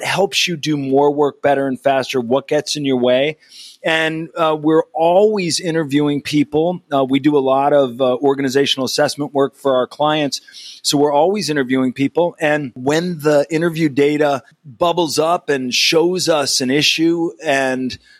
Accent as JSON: {"language": "English", "area": "Berkshire Hills", "region": "Massachusetts", "country": "United States", "tie": "born or raised there", "said": "I was born in the Berkshire Hills"}